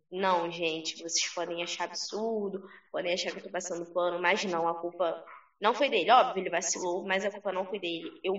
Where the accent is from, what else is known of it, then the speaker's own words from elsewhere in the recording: Rio de Janeiro, Brazil; porque eu sou carioca, então qualquer chuvinha eu sinto frio, e é isso, não sou acostumada.